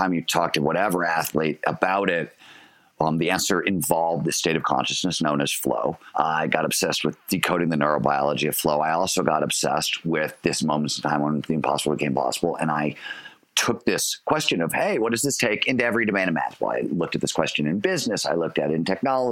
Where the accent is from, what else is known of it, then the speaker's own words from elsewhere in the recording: Cleveland, Ohio, United States; When I was growing up in Cleveland, Ohio